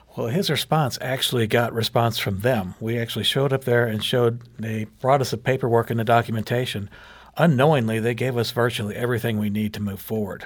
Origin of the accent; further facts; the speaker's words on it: Jefferson County, Missouri, United States; I'm from Jefferson County